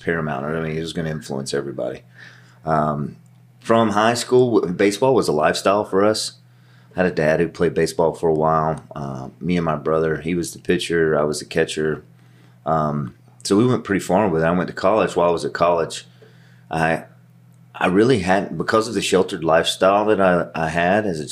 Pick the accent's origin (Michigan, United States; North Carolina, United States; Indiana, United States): North Carolina, United States; Western; I come from Western North Carolina, just east of Asheville, Winston-Salem area